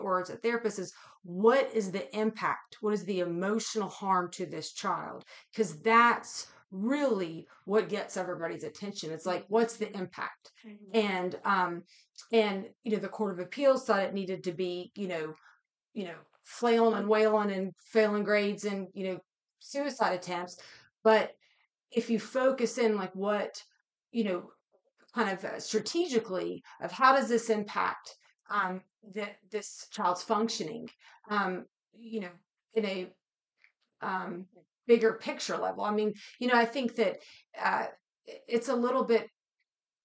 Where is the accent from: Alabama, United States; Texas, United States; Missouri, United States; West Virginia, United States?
West Virginia, United States; I'm from West Virginia